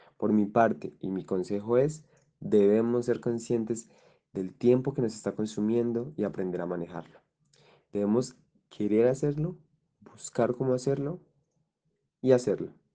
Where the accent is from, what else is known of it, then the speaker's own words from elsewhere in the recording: Colombia; soy un joven colombiano de 21 años